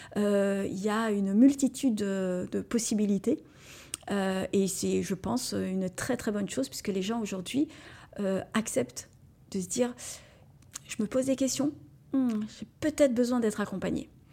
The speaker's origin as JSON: {"language": "French", "area": "Moselle", "region": "Grand Est", "country": "France", "said": "je suis Mosellane et je revendique le fait que notre, euh, notre département est vraiment très beau"}